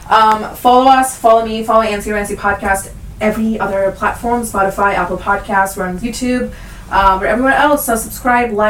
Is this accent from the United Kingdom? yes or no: no; India; Like I think we're Indian, and I'm allowed to laugh at this.